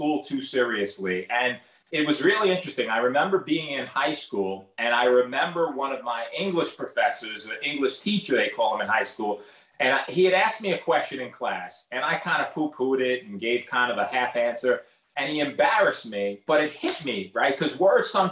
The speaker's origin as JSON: {"language": "English", "town": "New York City", "region": "New York", "country": "United States", "tie": "born or raised there", "said": "I'm from the Bronx"}